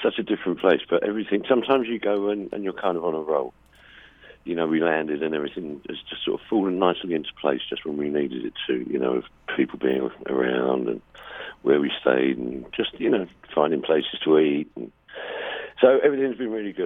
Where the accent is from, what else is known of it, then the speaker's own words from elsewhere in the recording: England, United Kingdom; Being English